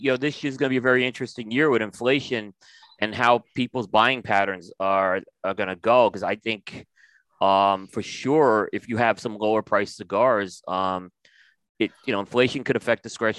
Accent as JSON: {"language": "English", "region": "New York", "country": "United States", "tie": "born or raised there", "also_born_or_lived": "Philadelphia", "moved": "yes", "said": "I grew up in New York and then I lived in Philadelphia"}